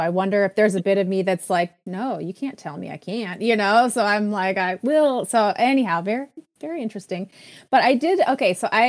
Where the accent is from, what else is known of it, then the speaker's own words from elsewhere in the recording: Minnesota, United States; also born or lived in Saint Paul, Minnesota; I grew up in Minnesota.